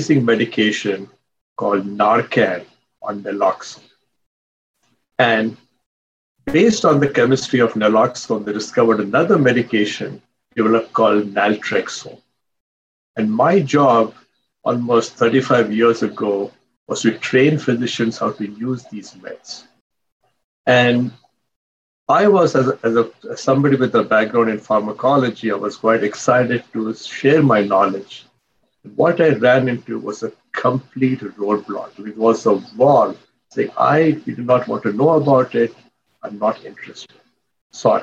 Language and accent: English; India; moved away as an adult; now in United States; I came as an immigrant from India